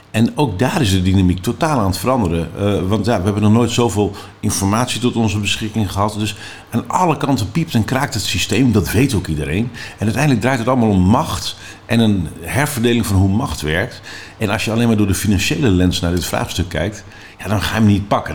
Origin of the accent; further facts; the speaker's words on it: Netherlands; Daar zijn wij als Nederlanders hartstikke goed